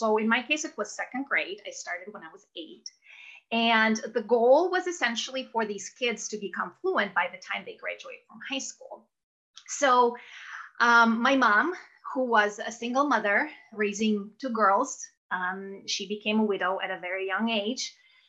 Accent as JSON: {"language": "English", "country": "Russia", "tie": "born or raised there", "second_language": "English", "moved": "yes", "said": "As you can tell by my very Russian name, I was born and raised in Russia. So born in Soviet Russia, actually."}